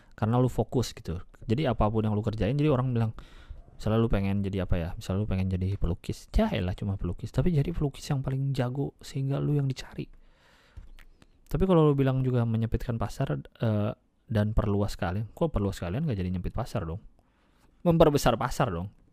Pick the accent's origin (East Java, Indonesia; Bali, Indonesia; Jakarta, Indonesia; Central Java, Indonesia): Jakarta, Indonesia; gua dari lahirnya di Jakarta, ya, lahir tahun delapan sembilan. Gua, gua udah mengalami Jakarta dari tiga puluh tahun